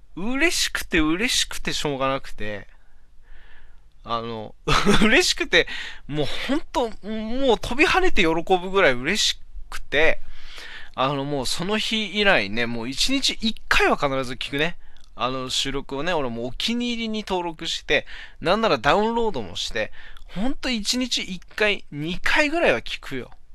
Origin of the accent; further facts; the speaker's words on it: Aomori, Japan; 俺の地元 のね、青森